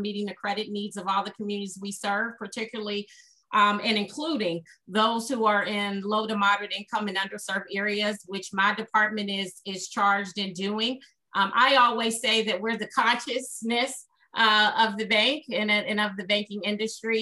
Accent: Pittsburgh, Pennsylvania, United States; I grew up in Pittsburgh, Pennsylvania. I'm a native of the Hill District, which is a public housing community in the city of Pittsburgh

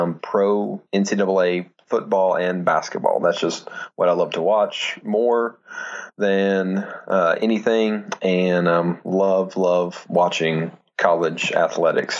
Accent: the South, United States; Growing up in the South

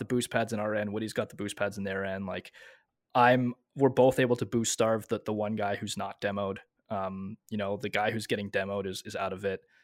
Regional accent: Montreal, Quebec, Canada; moved away as an adult; also born or lived in Ontario; I'm originally from Montreal, but I moved out into Ontario.

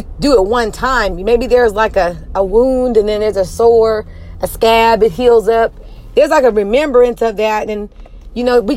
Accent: United States; I'm African American

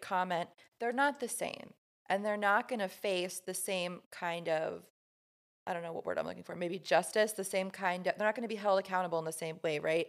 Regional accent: Midwest, United States; growing up in the Midwest in, like, a super conservative, Catholic home

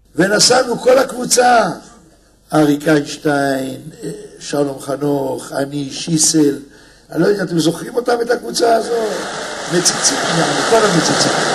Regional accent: Israel; אני בא מארץ של זחוק, של פלאפל

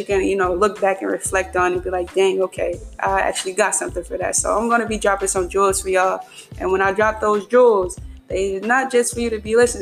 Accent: Philadelphia, Pennsylvania, United States; I'm from Philadelphia, Pennsylvania, home of the Super Bowl champions, Philadelphia Eagles

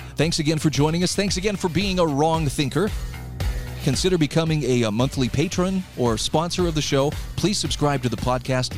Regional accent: Utah, United States; in my home state of Utah right now

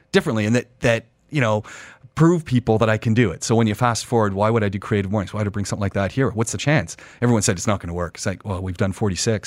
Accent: Ajax, Ontario, Canada; moved away; also born or lived in Montreal; I'm a Canadian, so I, I grew up, uh, in Ontario, so people who know Canada, outside Toronto, about twenty minutes outside Toronto in a town called Ajax

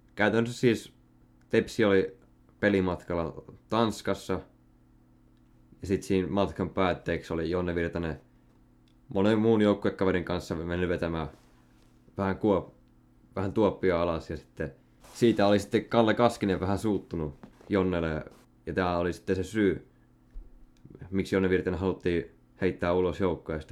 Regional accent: Salo, Southwest Finland, Finland; Mä oon Salosta

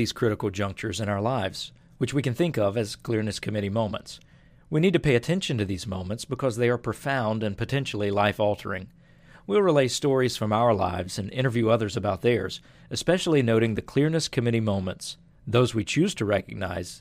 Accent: North Carolina, United States; moved away as an adult; also born or lived in Ghana; I grew up in North Carolina living outside

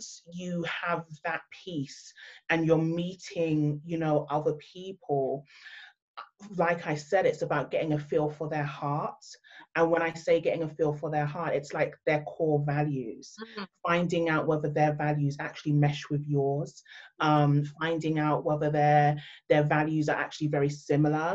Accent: London, United Kingdom; I've been born and raised in London, my background, my heritage is actually Nigerian

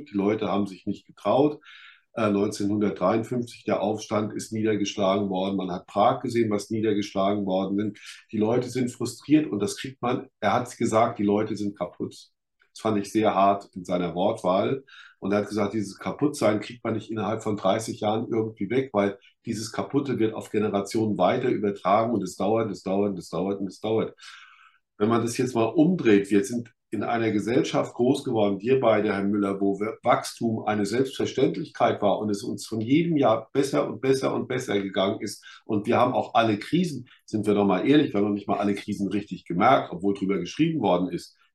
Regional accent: Rhineland-Palatinate, Germany; Ich komme da 30 Kilometer aus Kaiserslautern, komme ich hier, das wäre eine ganze Region. Fröhlicher Pfälzer wäre total verseucht

